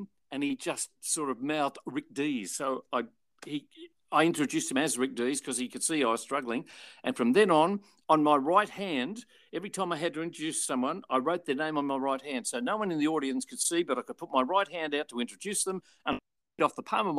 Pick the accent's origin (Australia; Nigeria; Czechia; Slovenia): Australia; So what Alan did was use me as the Australian act.